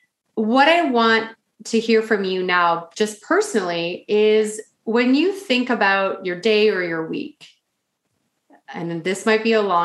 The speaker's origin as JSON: {"language": "English", "country": "Canada", "said": "I'm the Canadian …"}